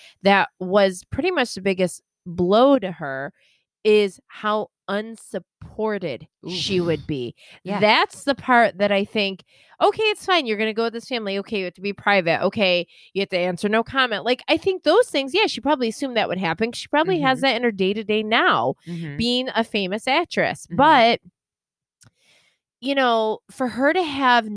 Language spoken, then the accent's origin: English; United States; being raised American